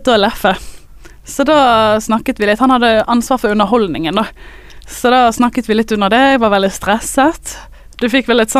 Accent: Askøy, Vestland, Norway; jeg er fra Askøy

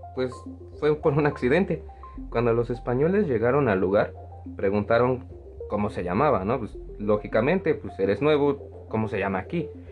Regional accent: Mexico; todos como mexicanos

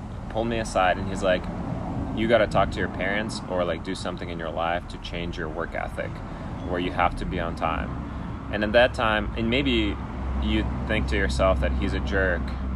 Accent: Ukraine; now in Portland, United States; I grew up in Ukraine

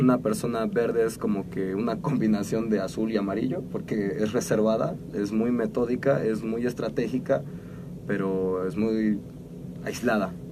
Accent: Mexico; como buen mexicano

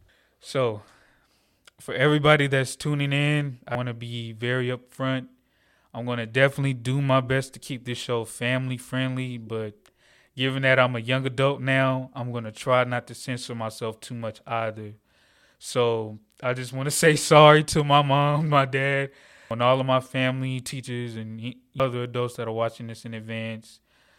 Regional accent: Atlanta, Georgia, United States; I'm 21 years old. I'm from Atlanta, Georgia, born and raised.

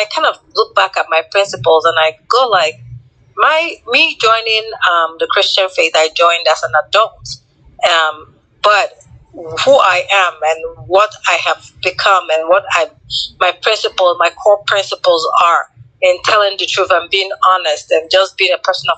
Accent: Unubi, Anambra, Nigeria; am from Unubi, Newi South

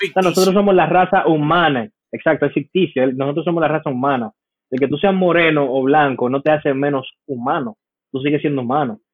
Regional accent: United States; como americano, a mí me dieron esto en el colegio

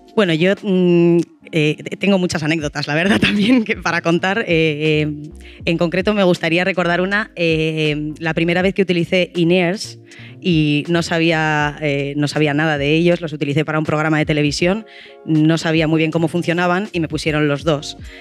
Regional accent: Bilbao, Basque Country, Spain; soy de Bilbao.

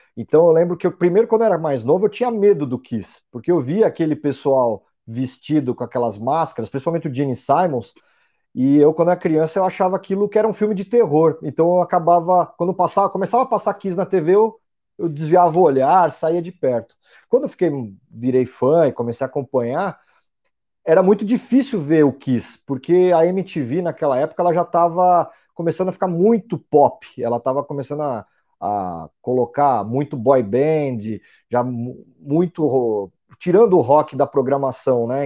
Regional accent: São Paulo, Brazil; Eu sou de São Paulo, nasci em São Paulo

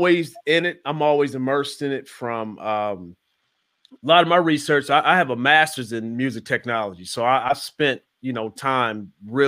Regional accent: Midwest, United States; now in Atlanta, United States; Growing up in the Midwest

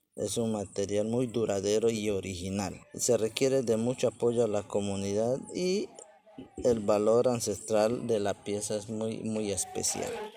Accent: La Chorrera, Amazonas, Colombia; Yo soy artesano viviente de la Chorrera, Amazonas, departamento del Amazonas, corrimiento de la Chorrera. Y mi comunidad es Cabildo Indígena Ocaina, del grupo étnico Ocaina, acá del territorio amazonense

